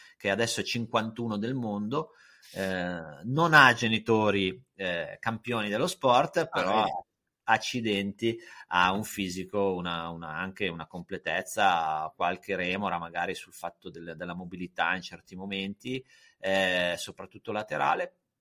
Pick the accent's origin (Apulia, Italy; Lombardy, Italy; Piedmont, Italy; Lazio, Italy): Piedmont, Italy; Lake Maggiore; io sono piemontese e ho, insomma, sono anche se poi vivevo in un posto dove ci sentiamo forse più lombardi sul lago Maggiore